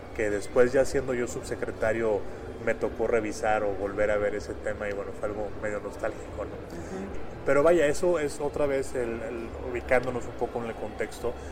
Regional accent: Monterrey, Nuevo León, Mexico; moved away as an adult; now in Mexico City, Mexico; yo soy originario de Monterrey

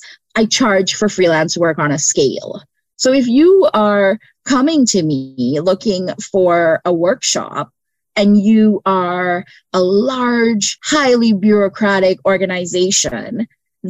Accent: Canada; first language English; also born or lived in Brampton, Ontario / Windsor, Ontario / Scarborough, Ontario / Trinidad; as a Canadian

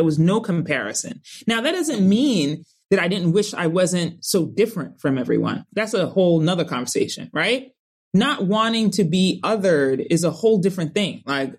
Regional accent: Colorado Springs, Colorado, United States; my best friend was Summer growing up in Colorado Springs, Colorado.

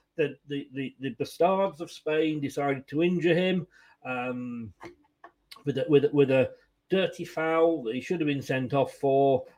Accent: Leicester, East Midlands, United Kingdom; moved away as an adult; also born or lived in Blackpool / Blackburn / Burnley; now in Bournemouth, United Kingdom; I was born in Leicester. I'm now down in Bournemouth, and I went via Blackpool, Blackburn, and Burnley.

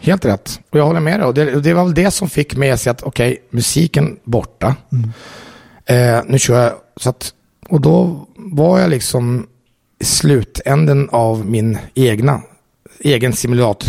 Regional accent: Jordbro, Stockholm County, Sweden; moved away as an adult; now in Italy; jag är uppvuxen i Jordbro

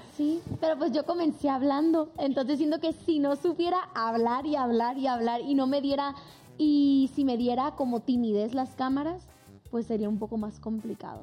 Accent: Mazatlán, Sinaloa, Mexico; de donde soy yo, que es Mazatlán

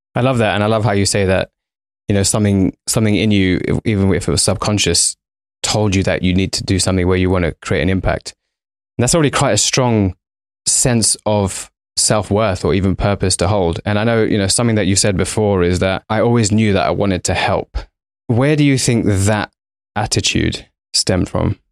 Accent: London, United Kingdom; We're both Indian by background, both raised in London.

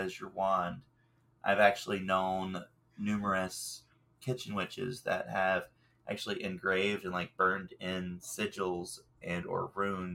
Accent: the South, United States; I'm from the South, and we're cast iron people

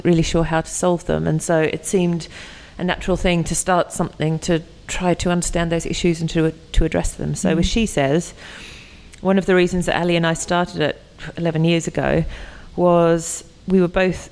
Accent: Australia; moved away as an adult; now in United Kingdom; I'm from Australia.

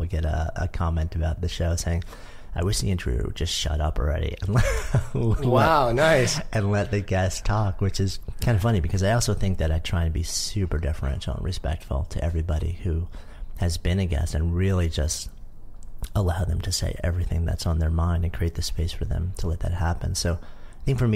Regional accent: New York, United States; I was a longtime New Yorker. I grew up just outside of New York. I've been in the city since '89.

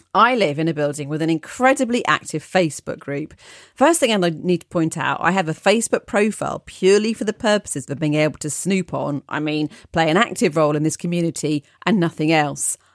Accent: United Kingdom; I am too British

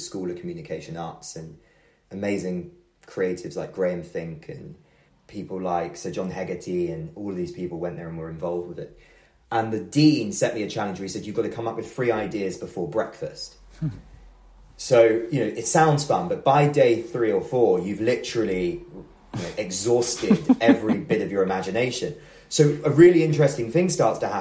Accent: near Buckinghamshire, South East England, United Kingdom; I grew up just outside of London, near Buckinghamshire

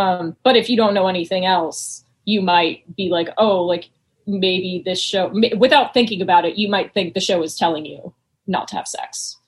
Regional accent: North Carolina, United States; I grew up in North Carolina.

